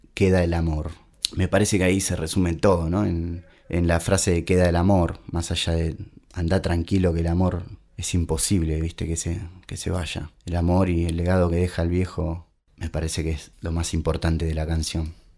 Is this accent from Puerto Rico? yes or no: no; Claypole, Buenos Aires Province, Argentina; now in Pinamar, Argentina; soy de Claypole, zona sur del barrio de Norione